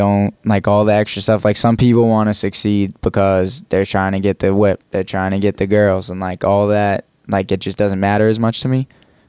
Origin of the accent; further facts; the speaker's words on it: Boston, Massachusetts, United States; East Boston.